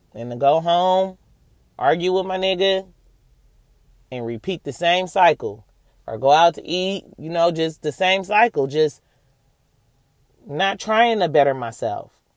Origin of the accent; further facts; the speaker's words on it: Oakland, California, United States; I'm from Oakland, California